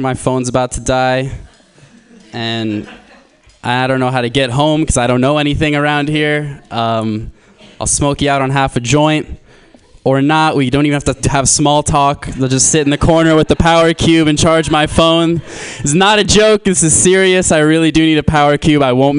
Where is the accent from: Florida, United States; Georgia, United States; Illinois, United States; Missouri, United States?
Florida, United States; I'm from Florida. And the name of my high school was Plantation High School.